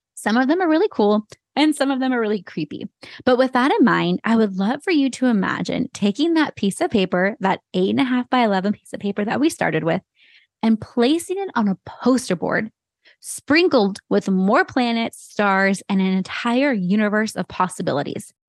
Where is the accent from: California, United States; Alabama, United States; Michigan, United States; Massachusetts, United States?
California, United States; Santa Cruz; also born or lived in San Jose, California; growing up in the Bay Area and having Santa Cruz be my hometown